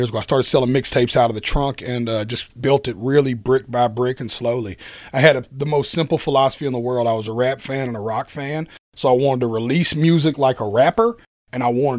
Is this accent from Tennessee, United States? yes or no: yes; Nashville, Tennessee, United States; I was from Nashville